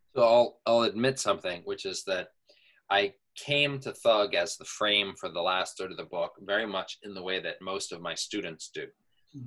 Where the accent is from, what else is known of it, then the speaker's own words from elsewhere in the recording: California, United States; moved away as an adult; now in Pittsburgh, United States; I'm from California originally